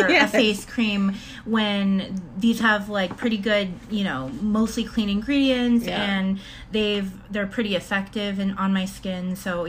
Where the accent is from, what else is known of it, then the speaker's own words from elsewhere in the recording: Torrance, California, United States; moved away as an adult; now in Portland, United States; I am originally from Torrance, California, and I've been in Portland for about 6-7 years now